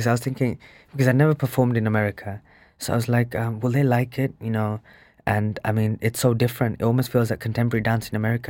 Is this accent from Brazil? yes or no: no; England, United Kingdom; growing up in England, a lot of the British Asians